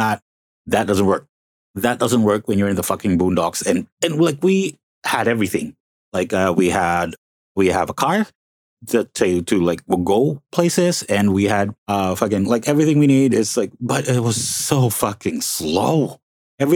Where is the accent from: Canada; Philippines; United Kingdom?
Philippines; Calabarzon; moved away as an adult; also born or lived in Las Piñas City; now in Mandaluyong, Philippines; My actual hometown is Las Piñas City, and it's a nice little city. But I did study in Cavite. Like, I just keep telling everyone that, you know, the hometown is Cavite because I did study there. Since kindergarten, all, like, I finished college in Cavite